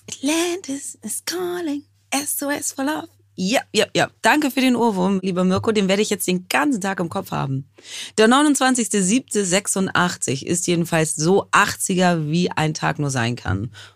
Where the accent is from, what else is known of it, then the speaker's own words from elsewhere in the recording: Hamburg, Germany; meiner Heimatstadt Hamburg